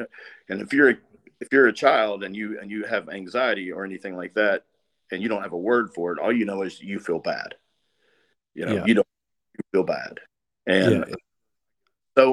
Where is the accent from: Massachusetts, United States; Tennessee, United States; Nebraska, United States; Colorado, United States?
Tennessee, United States; also born or lived in California; My grandpa lived here